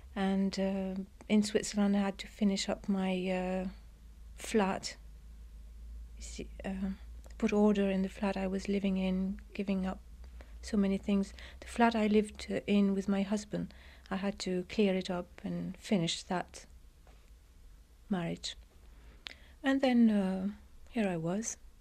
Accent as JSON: {"language": "English", "town": "Beirut", "region": "Beirut Governorate", "country": "Lebanon", "tie": "born or raised there", "also_born_or_lived": "England", "moved": "yes", "said": "I was born in England, but I was brought up in, uh, the Lebanon, in Beirut in a boarding school."}